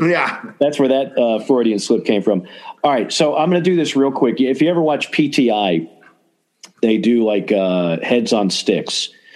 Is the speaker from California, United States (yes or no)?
no; Chatsworth, Georgia, United States; I'm from Chatsworth, Georgia. Now, you probably don't know where that is, and I'm not going to tell you.